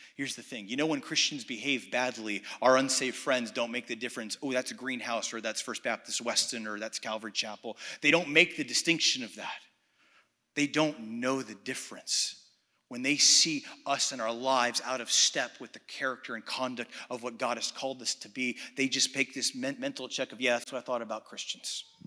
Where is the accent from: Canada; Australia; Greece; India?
Greece; Athens, Attica; I was actually born and raised in Athens, Greece